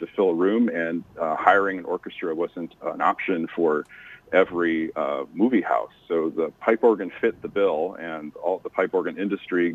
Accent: Traverse City, Michigan, United States; born or raised there

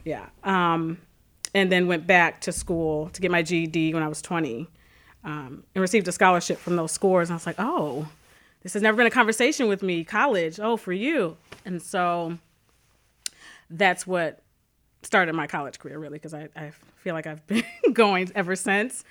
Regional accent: Calumet City, Illinois, United States; I grew up in Calumet City.

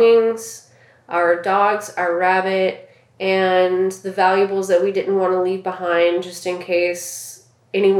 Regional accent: Southwest Louisiana, United States; Growing up in Southwest Louisiana, just 30 minutes from the coast

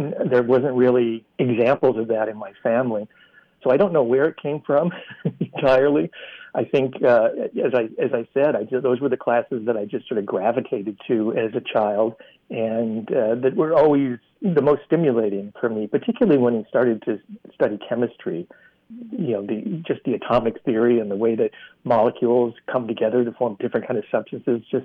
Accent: central Iowa, United States; moved away; I grew up in Iowa, in central Iowa, and went to public school there

